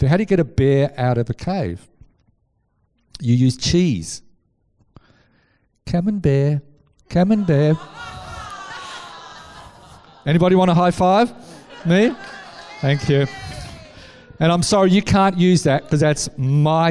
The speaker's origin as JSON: {"language": "English", "town": "Scarborough", "region": "Yorkshire and the Humber", "country": "United Kingdom", "tie": "born or raised there", "said": "I grew up in Scarborough on the beaches."}